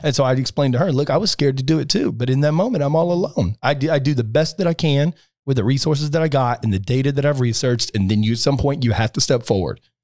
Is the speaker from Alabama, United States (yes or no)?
yes; Alabama, United States; now in Palm Beach, United States; I grew up in Alabama, pretty sheltered